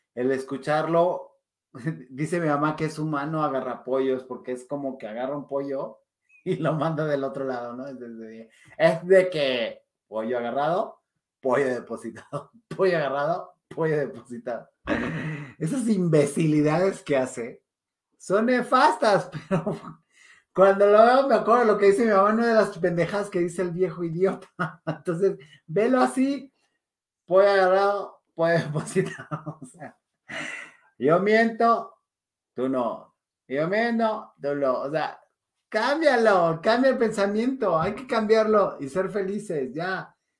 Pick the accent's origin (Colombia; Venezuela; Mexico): Mexico; nos encanta como mexicanos romantizar